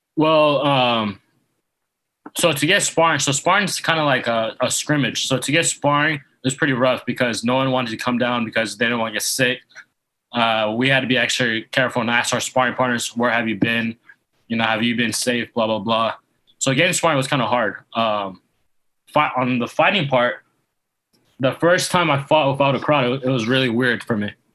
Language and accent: English; Yuba City, California, United States; now in Coachella Valley, United States; I'm originally from um, Yuba City, California. It's about 30 minutes north of Sacramento.